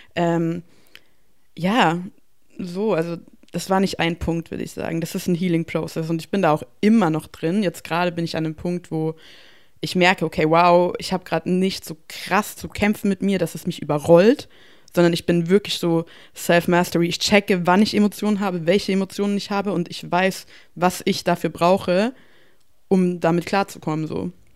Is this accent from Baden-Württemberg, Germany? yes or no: no; Bavaria, Germany; ich komme aus Bayern